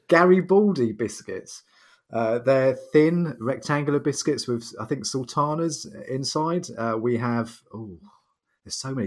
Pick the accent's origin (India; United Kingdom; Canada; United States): United Kingdom